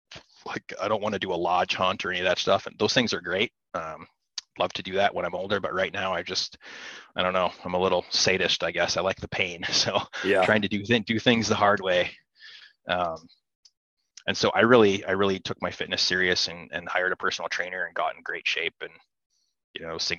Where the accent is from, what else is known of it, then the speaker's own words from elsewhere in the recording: Midwest, United States; For me, I grew up here in the Midwest hunting tree stands and watching deer walk under me and watching them play.